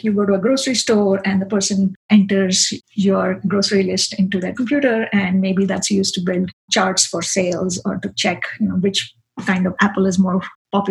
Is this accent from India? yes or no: yes; India; now in Boston, United States; I grew up in India.